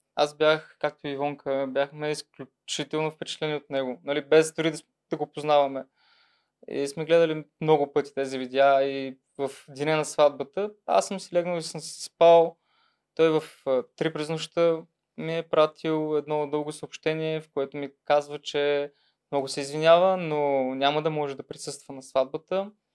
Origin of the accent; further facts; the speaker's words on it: Troyan, Lovech Province, Bulgaria; now in Sofia, Bulgaria; аз съм от Троян